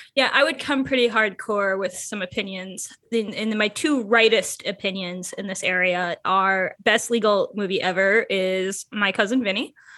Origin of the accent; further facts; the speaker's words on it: Michigan, United States; moved away as an adult; now in Chicago, United States; I'm a transplant from Michigan